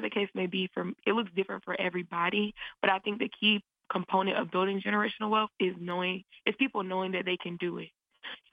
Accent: the South, United States; I'm from the South

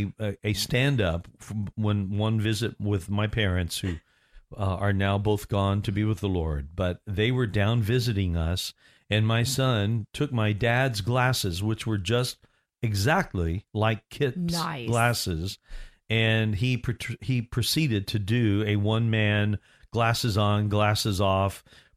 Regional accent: Orlando, Florida, United States; And she found out that I'm from Orlando.

